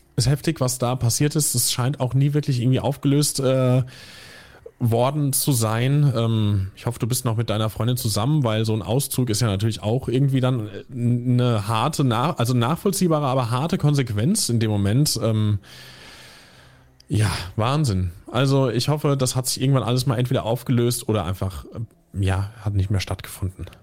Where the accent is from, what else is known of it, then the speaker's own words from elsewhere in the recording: near Limburg, Hesse, Germany; moved away; ich bin ja nicht direkt aus Limburg, sondern aus einem Kaff irgendwie 1000 Einwohner noch mal eine Viertelstunde entfernt